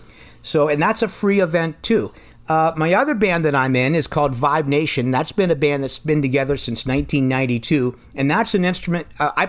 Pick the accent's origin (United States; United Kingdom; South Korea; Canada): United States; Pennsylvania; moved away as an adult; also born or lived in Indiana; Well, I'm originally from Pennsylvania